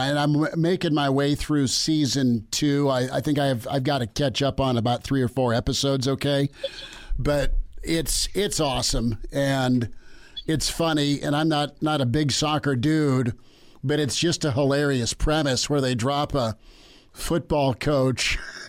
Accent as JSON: {"language": "English", "region": "Florida", "country": "United States", "tie": "born or raised there", "said": "I grew up in Florida part of my life, and I loved Oklahoma"}